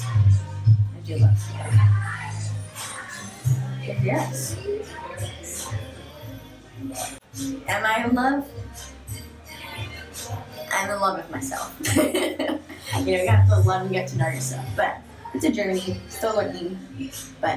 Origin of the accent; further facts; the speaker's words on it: New York City, New York, United States; moved away as an adult; also born or lived in Ohio; now in California, United States; my hometown, New York City